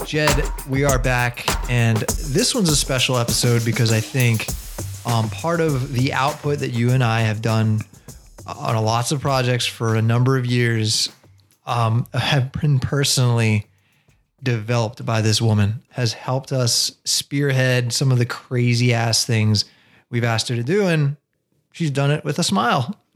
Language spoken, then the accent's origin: English; Baltimore, Maryland, United States; we're born in Baltimore